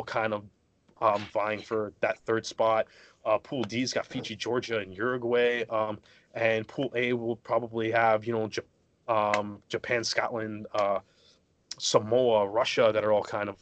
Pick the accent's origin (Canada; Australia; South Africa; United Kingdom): Canada; I'm Canadian